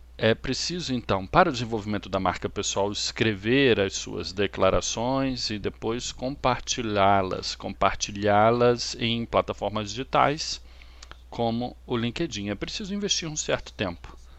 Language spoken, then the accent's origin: Portuguese; Australia; Eu sou australiano e moro em Sydney